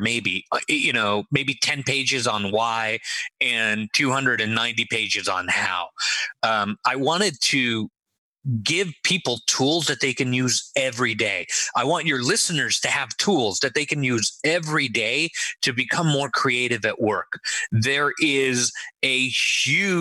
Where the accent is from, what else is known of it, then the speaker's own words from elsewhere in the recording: Los Angeles, California, United States; also born or lived in Israel; was born in Israel and raised in Los Angeles. I was in Los Angeles for, 35 years